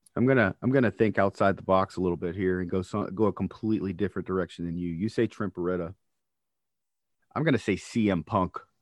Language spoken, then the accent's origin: English; North Carolina, United States; moved away; when I grew up in North Carolina originally